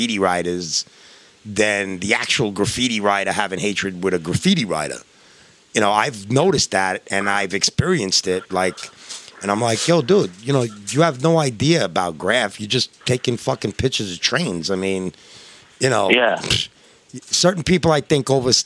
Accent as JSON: {"language": "English", "region": "New York", "country": "United States", "said": "I'm from New York"}